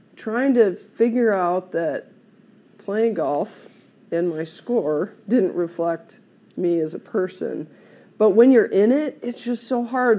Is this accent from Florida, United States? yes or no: no; South Bend, Indiana, United States; moved away as an adult; also born or lived in Oklahoma; now in Colorado, United States; I grew up in Indiana, South Bend